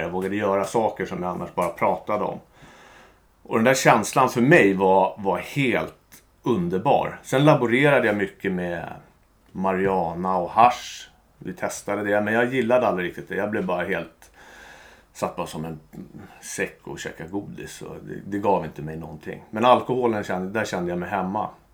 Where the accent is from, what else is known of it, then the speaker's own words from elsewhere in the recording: Stockholm, Stockholm County, Sweden; jag är uppvuxen i en eh, jättebra familj med mamma, pappa, två systrar i Bromma.